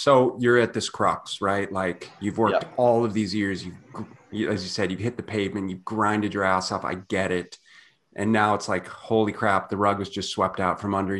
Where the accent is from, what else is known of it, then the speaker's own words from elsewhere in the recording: Minneapolis, Minnesota, United States; also born or lived in St. Louis Park, Minnesota; I grew up in Minneapolis and St. Louis Park.